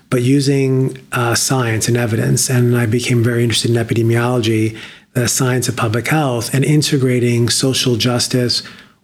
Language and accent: English; New York City, New York, United States; born and raised in the Bronx